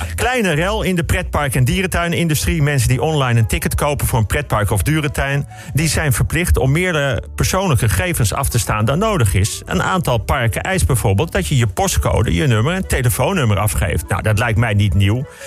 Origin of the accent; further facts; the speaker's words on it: Bussum, North Holland, Netherlands; ik kom uit de sloppenwijken van Bussum